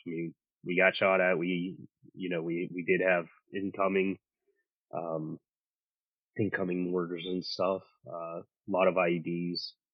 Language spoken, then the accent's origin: English; Pittsburgh, Pennsylvania, United States; I grew up here in Pittsburgh